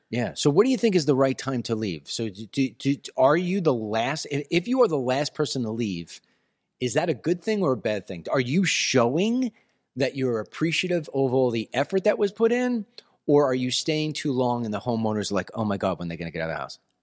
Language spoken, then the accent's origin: English; New York, United States; moved away; we're from New York